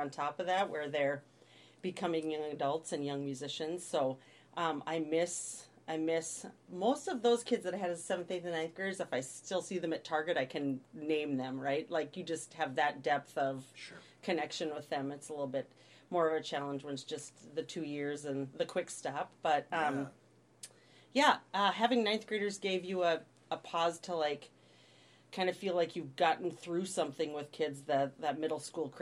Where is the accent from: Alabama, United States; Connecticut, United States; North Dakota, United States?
North Dakota, United States; Williston; moved away as an adult; also born or lived in Moorhead, Minnesota; now in Forest Lake, United States; I grew up in western North Dakota. I'm a North Dakota girl at heart.